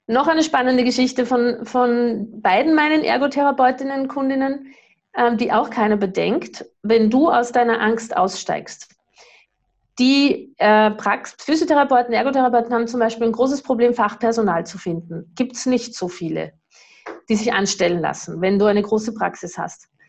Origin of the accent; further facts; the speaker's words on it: Austria; ich weiß nicht, was ist das für ein Bundesland, ich bin ja Österreicherin.